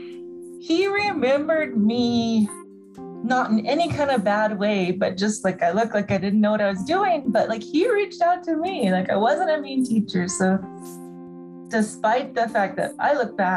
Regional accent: Southern California, United States; moved away as an adult; also born or lived in Navajo Nation; I grew up in Southern California

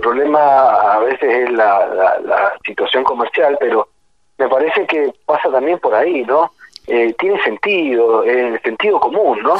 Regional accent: Tunuyán, Mendoza, Argentina; Yo soy de Mendoza, de una ciudad que se llama Tunuyán

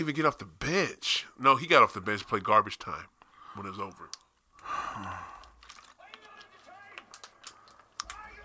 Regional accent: Springfield, Massachusetts, United States; That's where I'm from. I'm from Springfield, Mass

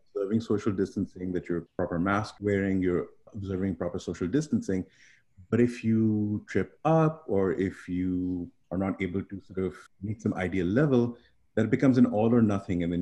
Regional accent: Pakistan; also born or lived in Canada; now in Central New York, United States; I grew up in Pakistan originally, and then I lived in Canada for about 17 years

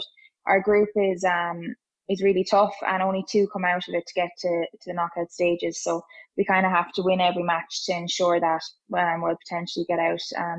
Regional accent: Ireland

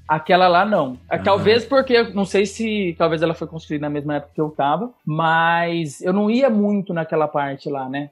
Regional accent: interior of São Paulo, Brazil; moved away as an adult; now in Ireland; eu sou do interior de São Paulo

